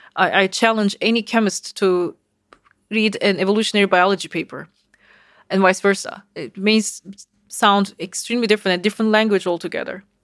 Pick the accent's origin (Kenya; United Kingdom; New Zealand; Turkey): Turkey; Istanbul; moved away as an adult; now in United States; I uh, was born in Istanbul, so I grew up in Turkey.